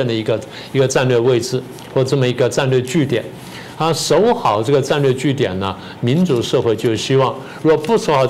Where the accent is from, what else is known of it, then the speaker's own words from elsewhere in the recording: Taiwan; 我们台湾人呢要警醒。所以，不但台湾人要警醒，全球华人要认识到